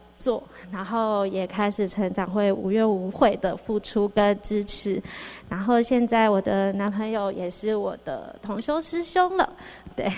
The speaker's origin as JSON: {"language": "Chinese", "area": "Xizhi", "region": "New Taipei", "country": "Taiwan", "tie": "born or raised there", "also_born_or_lived": "Hualien / Wanhua, Taipei", "moved": "as an adult", "lives_now": "Japan", "said": "我小时候是住在汐止"}